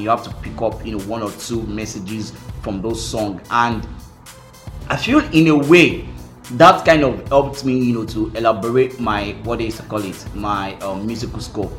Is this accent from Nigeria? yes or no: yes; Nigeria; being a Nigerian child and a Nigerian parent